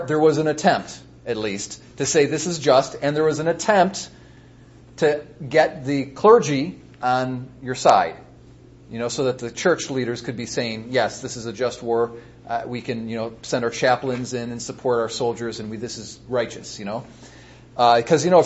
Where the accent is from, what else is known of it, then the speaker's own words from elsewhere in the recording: United States; I'm an American